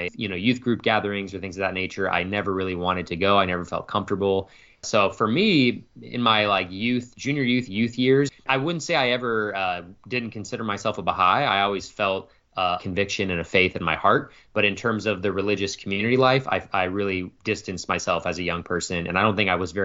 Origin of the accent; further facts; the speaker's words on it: Phoenix, Arizona, United States; I was born and raised in Phoenix, Arizona, and that's still where I reside today, so I've lived here my entire life